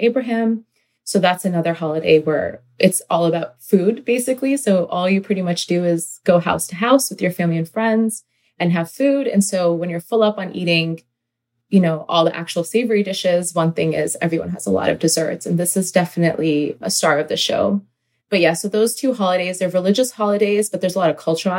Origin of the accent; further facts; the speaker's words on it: Northern Virginia, United States; I've grown up in Virginia, Northern Virginia, and my family is originally Pakistani Punjabi Muslims.